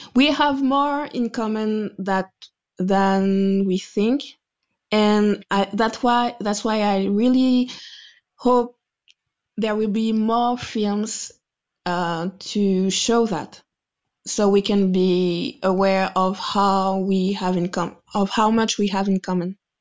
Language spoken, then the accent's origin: English; Guadeloupe; moved away as an adult; now in France; a woman from Guadeloupe who was born and raised in Guadeloupe